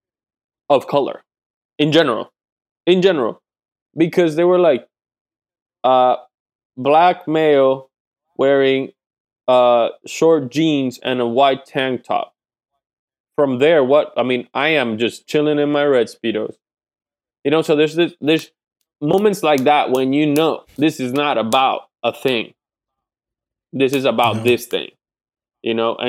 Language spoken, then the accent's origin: English; Puerto Rico; moved away; I grew up in Puerto Rico